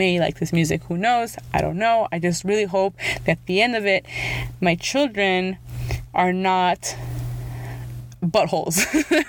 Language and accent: English; Los Angeles, California, United States; first language Spanish; English is a second language; also born or lived in the Valley; I was born in Los Angeles, even though now I live in the Valley